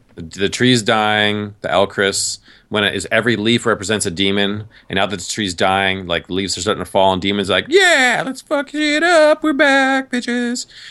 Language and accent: English; New York, United States; moved away as an adult; also born or lived in Massachusetts / Virginia; I grew up in New York